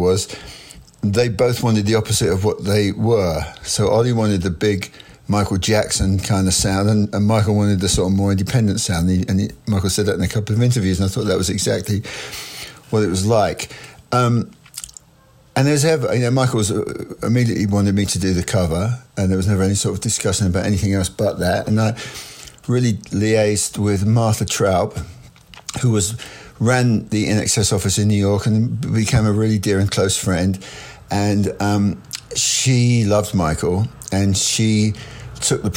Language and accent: English; England, United Kingdom; being English